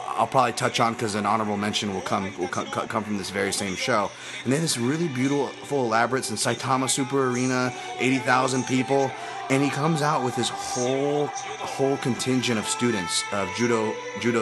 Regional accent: Hawaii, United States; I am Hawaiian

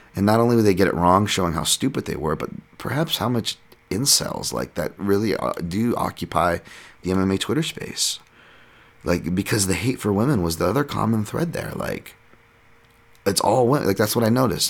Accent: United States; born or raised there

